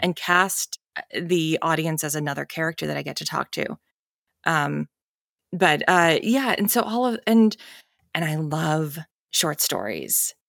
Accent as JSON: {"language": "English", "region": "New Hampshire", "country": "United States", "tie": "born or raised there", "also_born_or_lived": "Evanston, Illinois", "moved": "as an adult", "said": "I grew up in New Hampshire, so I lived out in New England all my life"}